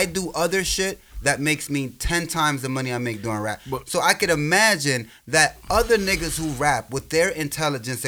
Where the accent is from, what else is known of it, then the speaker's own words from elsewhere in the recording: New York City, New York, United States; I'm from New York